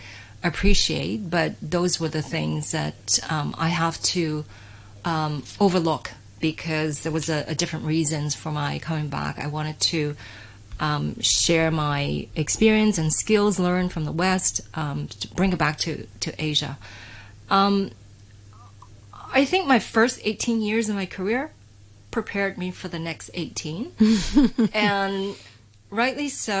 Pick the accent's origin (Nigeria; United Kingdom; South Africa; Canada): Canada; moved away as an adult; now in Hong Kong; I originally from Hong Kong, many people are aware, but I grew up in Canada.